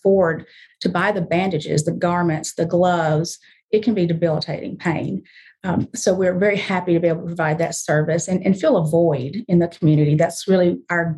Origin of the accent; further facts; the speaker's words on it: the South, United States; now in Memphis, United States; I was raised way deep in the South